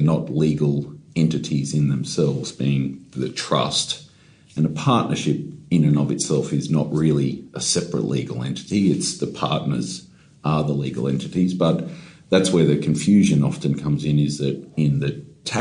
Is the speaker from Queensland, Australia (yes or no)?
yes; Queensland, Australia; I'm from Queensland